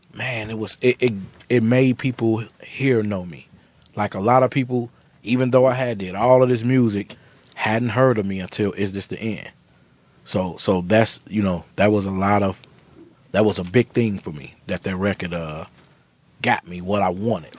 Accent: Chicago, Illinois, United States; I'm from Chicago.

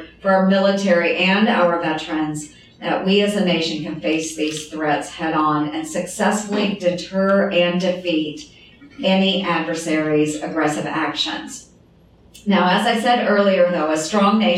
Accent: Iowa, United States; My home state of Iowa

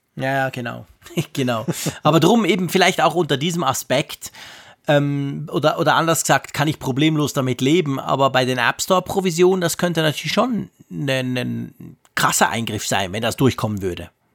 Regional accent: Switzerland; ich als Schweizer

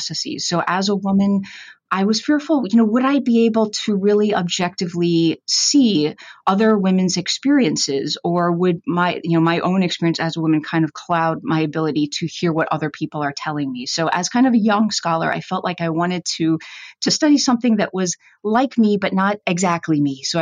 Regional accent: Northeast, United States; moved away as an adult; also born or lived in Gainesville, Florida; growing up in the Northeast, I played hockey

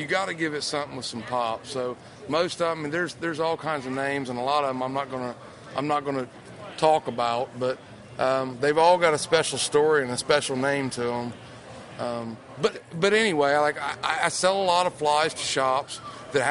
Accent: Gallipolis, Ohio, United States; Born and raised, southeastern Ohio

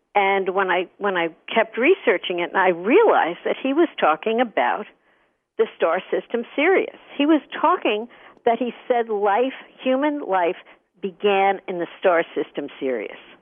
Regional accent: Hicksville, New York, United States; I grew up in Hicksville, Long Island

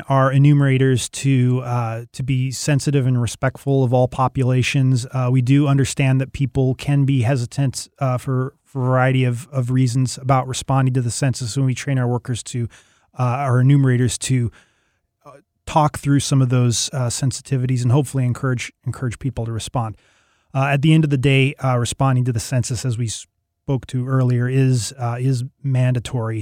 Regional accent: Seattle, Washington, United States; moved away; I'm from the Seattle area originally

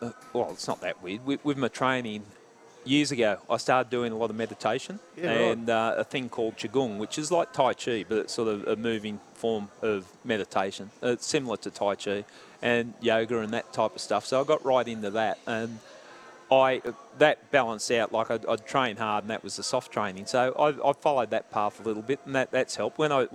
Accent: Epping, New South Wales, Australia; Round Epping area.

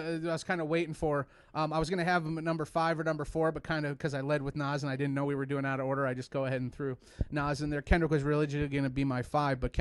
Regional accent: Mishawaka, Indiana, United States; I grew up in Mishawaka, Indiana. For those who don't know, it's Northwest Indiana

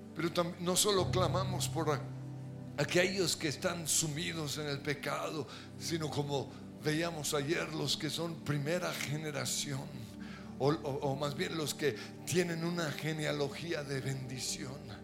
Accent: Colombia; Somos colombianos

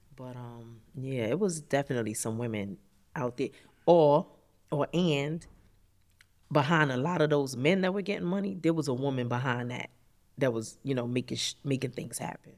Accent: New York City, New York, United States; I grew up in Harlem

